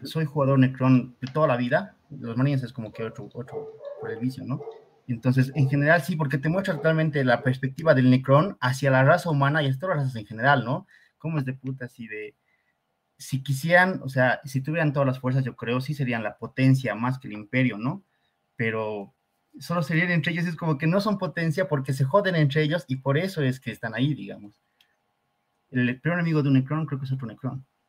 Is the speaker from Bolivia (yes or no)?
yes; Bolivia; yo soy de Bolivia